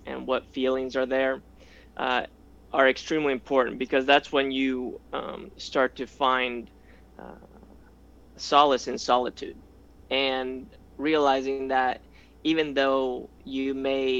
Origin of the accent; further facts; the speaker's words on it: Spain; moved away; I grew up in Spain